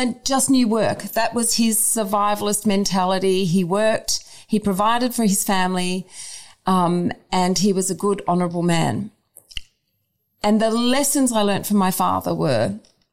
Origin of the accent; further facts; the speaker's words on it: suburban Victoria, Australia; I was raised in suburban Victoria